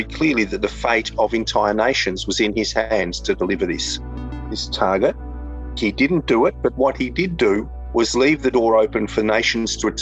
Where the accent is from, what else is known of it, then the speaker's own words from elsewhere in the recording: Australia; as an Australian